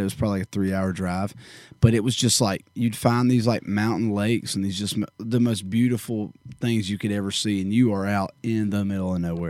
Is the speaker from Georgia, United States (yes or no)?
yes; Warner Robins, Georgia, United States; also born or lived in Bonaire, Georgia; growing up in Warner Robins, Georgia, and Bon Air, Georgia, uh, specifically